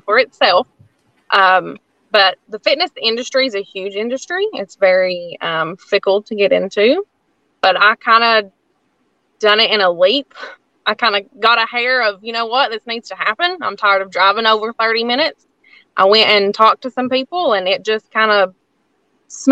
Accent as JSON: {"language": "English", "town": "Lansing", "region": "Tennessee", "country": "United States", "tie": "born or raised there", "said": "I grew up in Lansing. So I grew up in, you know, not even in town"}